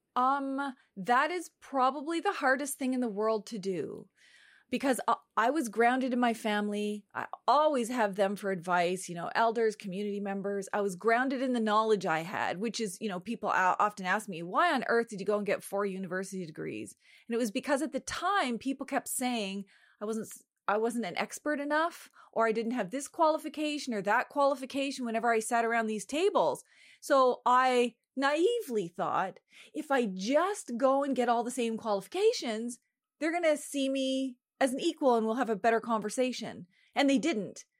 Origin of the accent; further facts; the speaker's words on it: home reserve Eel River Bar First Nation, the Maritimes, Canada; I am from the Sovereign Mi'kmaq Nation, an unceded Mi'kma'gi, which most people know as the Maritimes